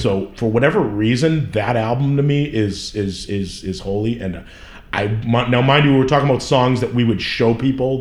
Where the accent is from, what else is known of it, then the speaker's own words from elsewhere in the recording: Somerville, Massachusetts, United States; I grew up in Somerville, uh, right in Union Square.